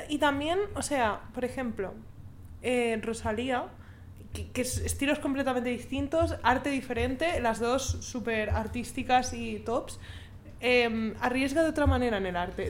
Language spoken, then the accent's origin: Spanish; Spain; Yo española